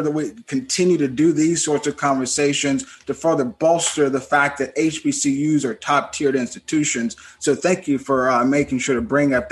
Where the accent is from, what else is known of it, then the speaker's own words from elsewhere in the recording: Eupora, Mississippi, United States; I'm from Mississippi, Devin's from Mississippi, we're both from Mississippi. Um, my hometown is Eupora, Mississippi, and you know, not very far from JSU, about an hour and a half.